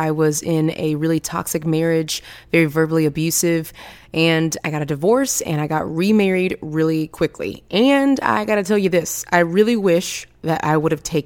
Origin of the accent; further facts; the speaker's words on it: Texas, United States; I'm from Texas